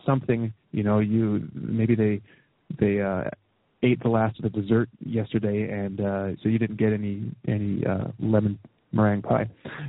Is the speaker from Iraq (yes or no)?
no; Canada; I can look at my leader, you know, as a Canadian, like Stephen Harper